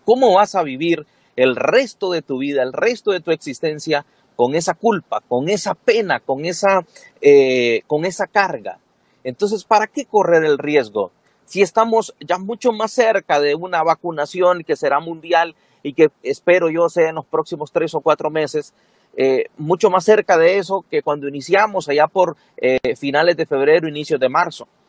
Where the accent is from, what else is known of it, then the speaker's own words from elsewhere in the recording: Siguatepeque, Comayagua, Honduras; also born or lived in Ceguaca, Santa Bárbara; yo nací en Cehuaca, pero crecí en Cihuatepeque